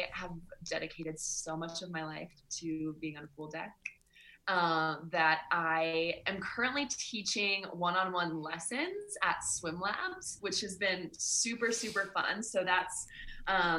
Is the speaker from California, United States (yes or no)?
yes; California, United States; I was born in California.